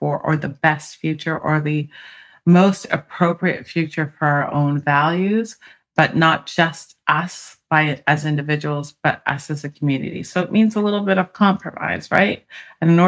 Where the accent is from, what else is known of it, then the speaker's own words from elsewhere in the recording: Canada; now in United States; I'm an immigrant from Canada, and my parents were immigrants to Canada